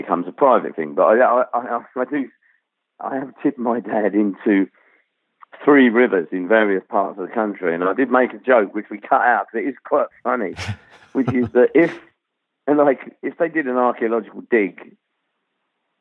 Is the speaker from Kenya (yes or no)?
no; London, United Kingdom; also born or lived in Rhondda Valley, Wales; I grew up in sort of suburban North London